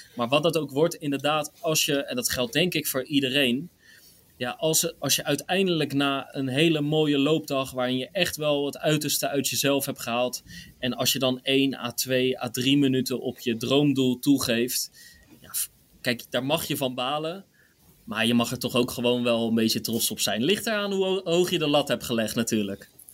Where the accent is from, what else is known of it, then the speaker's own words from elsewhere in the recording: Rotterdam, South Holland, Netherlands; als Rotterdammer staat gewoon Rotterdam op één